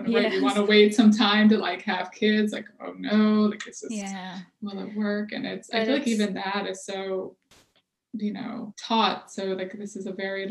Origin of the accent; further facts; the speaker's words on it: Michigan, United States; also born or lived in Texas; now in Boston, United States; I'm originally from Michigan